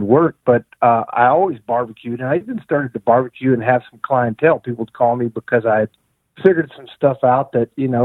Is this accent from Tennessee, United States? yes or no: yes; East Tennessee, United States; also born or lived in Nashville; I was raised up in East Tennessee